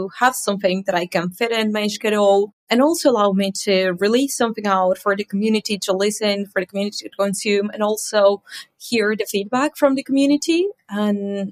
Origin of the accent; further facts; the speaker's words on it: Mexico; now in Manchester, United Kingdom; live in the UK. But I'm originally from Mexico